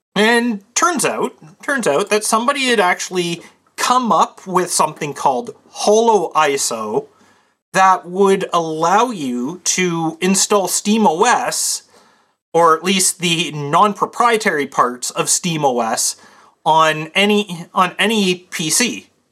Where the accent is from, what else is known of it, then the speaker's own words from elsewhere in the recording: Canada; I'm Canadian